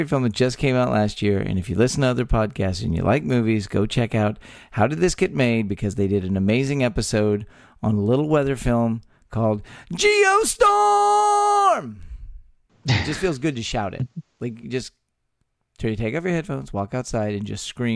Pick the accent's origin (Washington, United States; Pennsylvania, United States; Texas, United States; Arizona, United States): Texas, United States; born or raised there